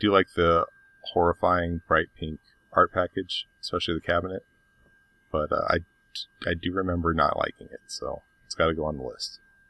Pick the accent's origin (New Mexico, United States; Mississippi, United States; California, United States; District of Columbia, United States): New Mexico, United States; Albuquerque; Growing up in Albuquerque